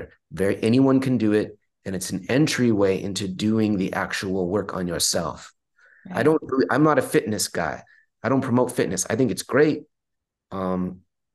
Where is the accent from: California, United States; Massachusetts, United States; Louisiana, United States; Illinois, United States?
California, United States; Long Beach; I was born and raised in Long Beach, California